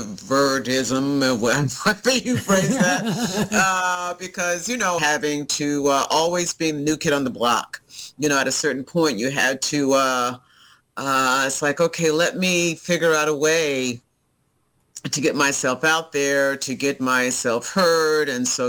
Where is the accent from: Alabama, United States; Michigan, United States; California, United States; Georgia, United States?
Alabama, United States; also born or lived in Texas / Taiwan / Florida / Japan; I'm from Alabama. Both my parents are from Montgomery, Alabama.